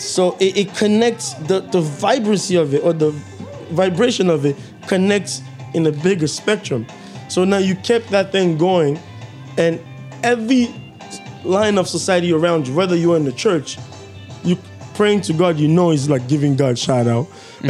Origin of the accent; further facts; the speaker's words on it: Kinshasa, DR Congo; moved away; when we were growing up in Kinshasa